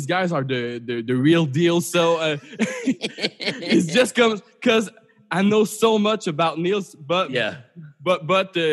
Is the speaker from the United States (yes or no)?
no; Canada; as a Canadian